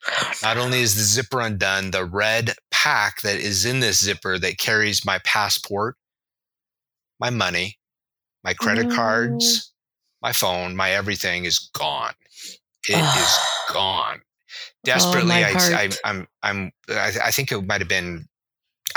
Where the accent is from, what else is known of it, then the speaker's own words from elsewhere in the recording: Reno, Nevada, United States; I grew up in a little state that's a sister to California, just to the right, called Nevada, in a city called Reno